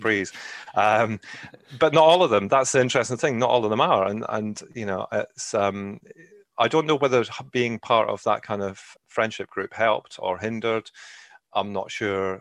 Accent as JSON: {"language": "English", "region": "Scotland", "country": "United Kingdom", "tie": "born or raised there", "also_born_or_lived": "England", "moved": "as an adult", "lives_now": "Ireland", "said": "I'm originally from Scotland, albeit I've lived, um, the majority of my life in England, actually. And I lived in Scotland till I was nineteen"}